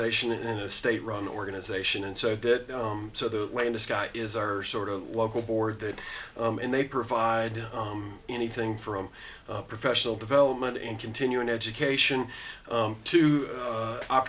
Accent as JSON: {"language": "English", "town": "Asheville", "region": "North Carolina", "country": "United States", "tie": "born or raised there", "said": "Born and raised in Asheville"}